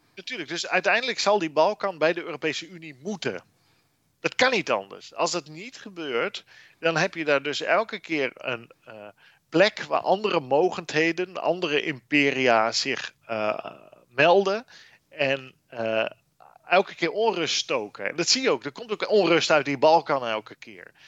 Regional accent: Netherlands

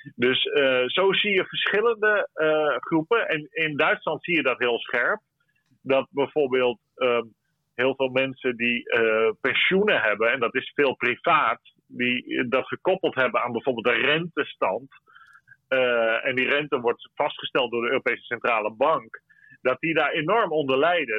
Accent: Netherlands; wij als Nederlanders

